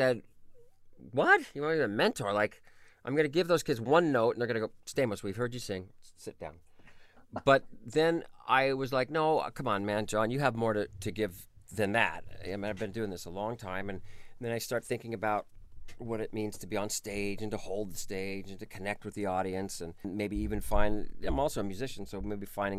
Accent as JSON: {"language": "English", "area": "Orange County", "region": "California", "country": "United States", "tie": "born or raised there", "said": "I grew up in Orange County, which is right near Disneyland"}